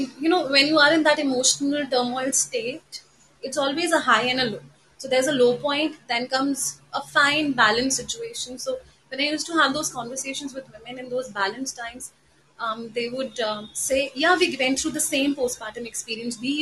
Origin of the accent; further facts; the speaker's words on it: Lucknow, Uttar Pradesh, India; now in Delhi, India; I come from Delhi. I've been born and raised in Lucknow, so I have a very strong connection to Lucknow